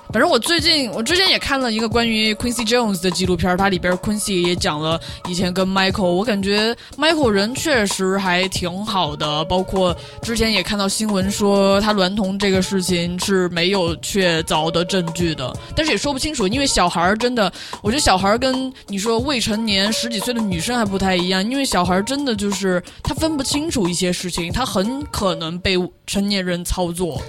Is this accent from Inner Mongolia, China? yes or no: no; Chengdu, Sichuan, China; 我作为一个四川人，成都地区来的人